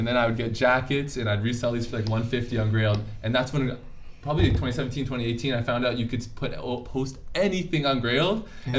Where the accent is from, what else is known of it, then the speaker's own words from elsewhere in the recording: Waterdown, Ontario, Canada; I'm from Waterdown.